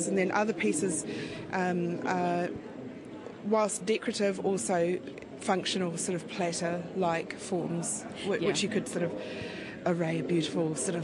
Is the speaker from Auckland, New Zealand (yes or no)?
yes; Auckland, New Zealand; I was brought up in Auckland